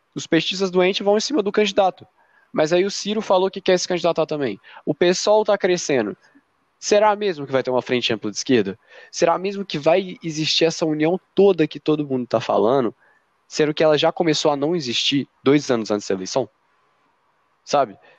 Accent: Brazil

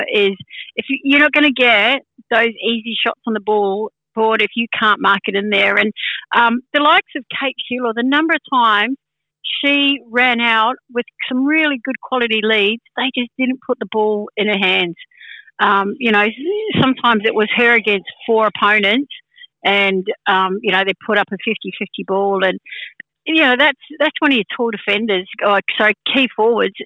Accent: Sydney, New South Wales, Australia; I'm from Sydney

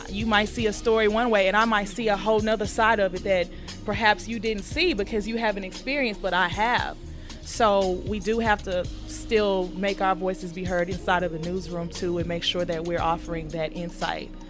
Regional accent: Houston, Texas, United States; why did why did they boo me when I said I was from Houston?

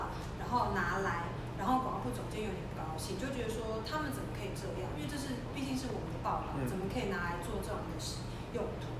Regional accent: Singapore; 而且是我是从新加坡来的

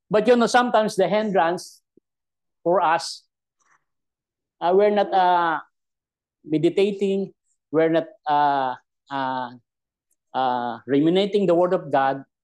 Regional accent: Philippines; English is a second language; as a Filipino

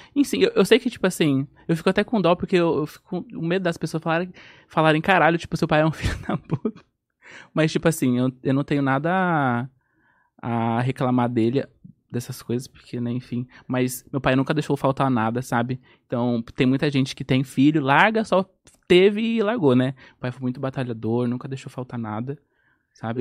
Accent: Guarulhos, São Paulo, Brazil; moved away as an adult; now in Bahia, Brazil; Nasci em São Paulo. Nasci em Guarulhos.

